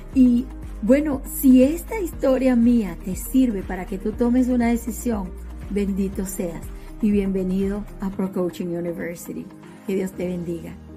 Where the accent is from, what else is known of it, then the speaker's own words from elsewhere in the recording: Venezuela; moved away as an adult; now in United States; Soy de Venezuela, docente de profesión y desde hace casi cinco años vivo en los Estados Unidos.